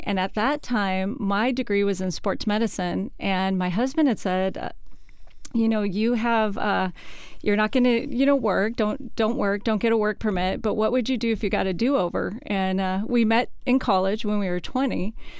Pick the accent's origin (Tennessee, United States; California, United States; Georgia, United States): California, United States; Bay Area; moved away as an adult; also born or lived in London, England; now in Seattle, United States; I'm from California originally, from the Bay Area